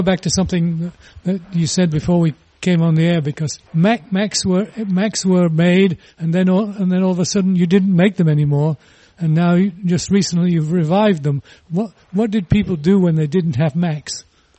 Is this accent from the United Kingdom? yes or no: yes; England, United Kingdom; moved away; I grew up in England